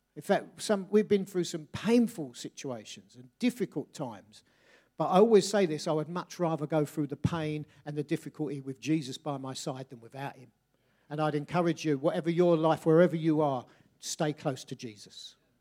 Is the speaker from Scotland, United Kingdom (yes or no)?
no; Bexley, London, United Kingdom; I grew up in Bexley, South, sort of, just southeast London, northwest Kent.